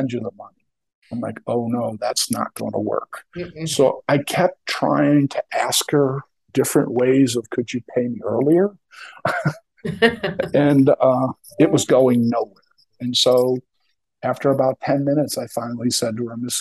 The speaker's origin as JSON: {"language": "English", "town": "Philadelphia", "region": "Pennsylvania", "country": "United States", "moved": "yes", "said": "I'm from the Kensington section"}